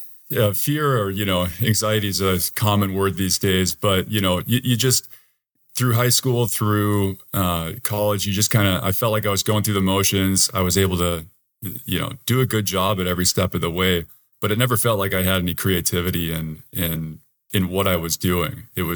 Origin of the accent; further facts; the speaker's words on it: Tacoma, Washington, United States; I'm from Tacoma, Washington, and I'm currently a banker in Tacoma.